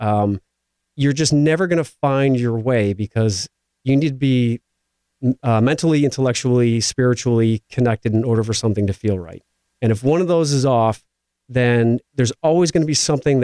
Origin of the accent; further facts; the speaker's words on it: Midwest, United States; also born or lived in Iowa; growing up in the Midwest where I come from